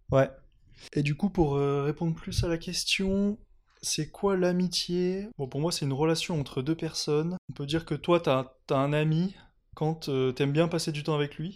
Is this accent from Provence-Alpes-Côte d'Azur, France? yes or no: yes; Nice, Provence-Alpes-Côte d'Azur, France; moved away as an adult; now in Lyon, France; Je viens de Nice. Ça fait euh, à peu près 9 ans que je suis à Lyon